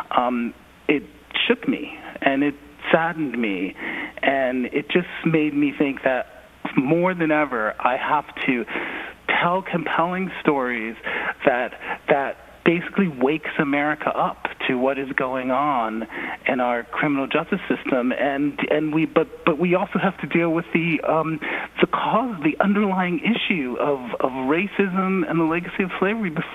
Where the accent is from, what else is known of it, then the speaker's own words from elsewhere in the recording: Philadelphia, Pennsylvania, United States; moved away; growing up in Philly, you know, I grew up in the age of um, Move